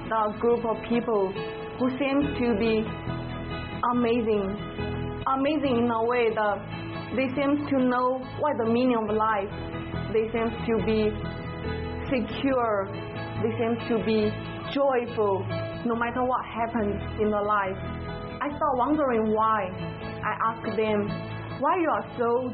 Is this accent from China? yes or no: yes; China; moved away as an adult; I'm from China